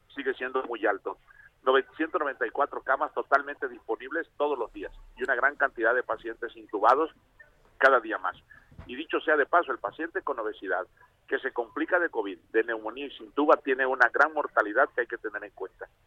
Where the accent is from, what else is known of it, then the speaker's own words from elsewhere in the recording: Tabasco, Mexico; De Tabasco